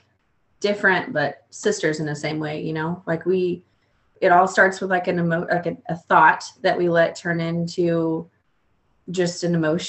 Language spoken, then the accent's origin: English; Oklahoma, United States; moved away as an adult; now in Texas, United States; I'm originally from Oklahoma, very small town